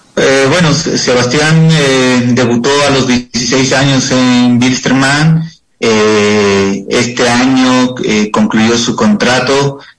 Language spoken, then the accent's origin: Spanish; Cochabamba, Bolivia; moved away as an adult; yo me encuentro viviendo en la ciudad de Cochabamba, Bolivia